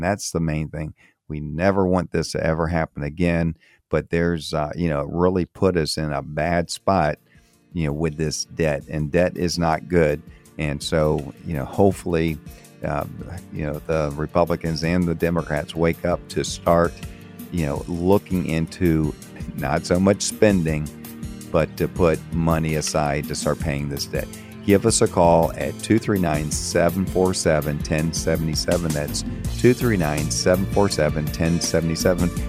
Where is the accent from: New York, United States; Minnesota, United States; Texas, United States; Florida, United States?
Florida, United States; moved away as an adult; also born or lived in Maryland / Fort Myers, Florida; I grew up in Florida, moved away from Florida in, in eighty-eight